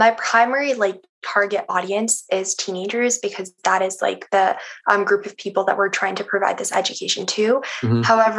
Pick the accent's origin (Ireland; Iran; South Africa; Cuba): Iran; now in Canada; So I'm Iranian Canadian. So for most of my life, I actually haven't been in Canada. I've been in Iran. So I lived there when I was like really young. And I lived there for like a big part of high school as well